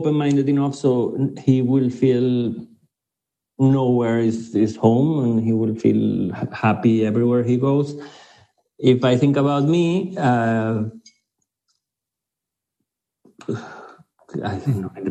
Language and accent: English; Venezuela; moved away as an adult; now in London, United Kingdom; I left Venezuela voluntarily